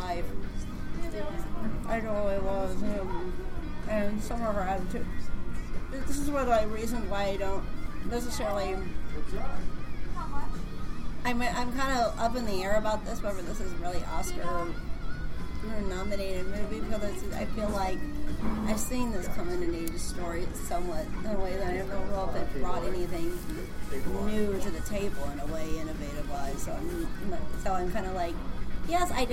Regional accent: St. Louis, Missouri, United States; now in Chicago, United States; I grew up in St. Louis

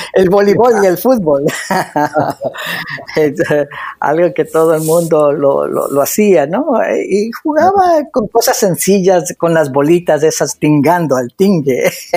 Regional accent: Ecuador; moved away as an adult; now in United States; el Ecuador, haber crecido ahí

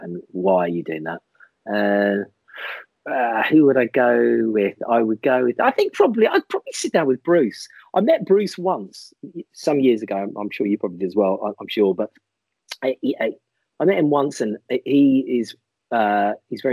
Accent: Ireland; I'm Irish

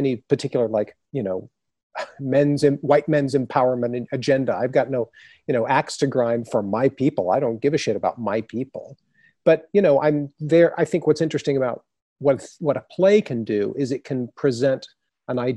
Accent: Texas, United States; I grew up in Texas

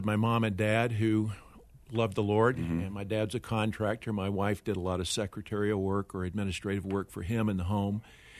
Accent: North Carolina, United States; I went to a small Christian liberal arts college, Bryan College, in mm-hmm. Dayton, Tennessee.

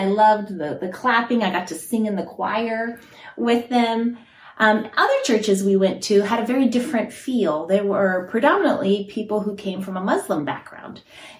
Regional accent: Guinea; moved away; also born or lived in Italy; I was born in Italy, where my parents were church planters, and so we were in small in-home churches then. And then when I was six, we moved to Guinea, West Africa.

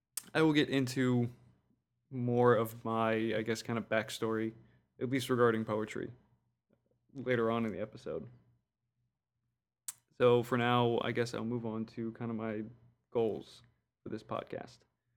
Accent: New Orleans, Louisiana, United States; I was born in New Orleans. Somehow lived there for 20-ish years and never picked up the accent.

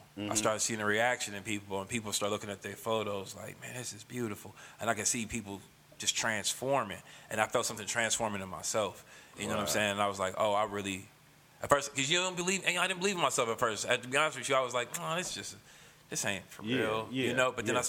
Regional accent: Oakland, California, United States; Maxwell Park was like, it was one of them. It was one of them neighborhoods, bro, where it was like, it wasn't as chaotic as all the neighborhoods surrounding it

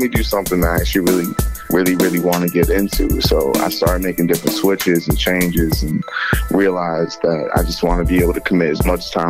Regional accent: Worcester, Massachusetts, United States; now in Boston, United States; But I'm originally from Worcester, Massachusetts.

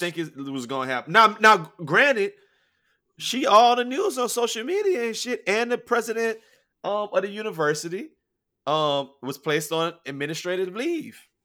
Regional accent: Louisiana, United States; I'm from Louisiana. I'm from Louisiana

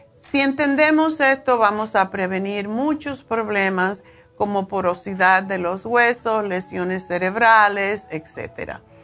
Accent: Cuba; yo soy cubana y esto se come mucho en Cuba

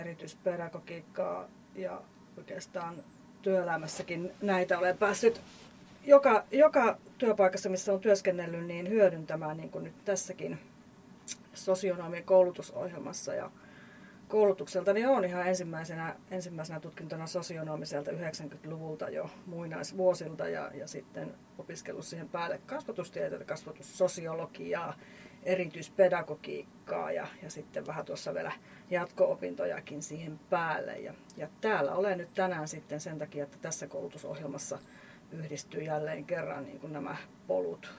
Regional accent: Lieksa, North Karelia, Finland; mä oon tuolta Pohjois-Karjalasta, Lieksasta lähtöisin

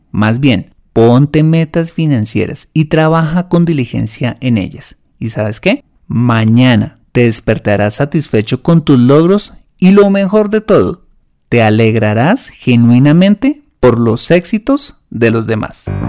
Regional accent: Colombia; en mi país, en Colombia

